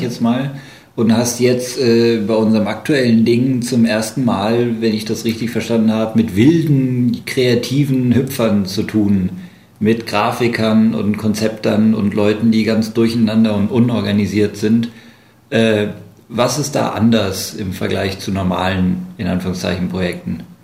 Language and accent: German; Germany; wir anderen sind Deutsche